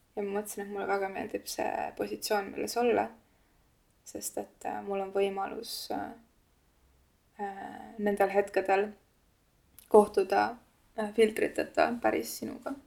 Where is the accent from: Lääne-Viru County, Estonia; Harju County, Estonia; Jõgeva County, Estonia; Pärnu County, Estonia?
Lääne-Viru County, Estonia; Kunda; Lääne-Virumaa ja Kunda peale, kust ma pärit olen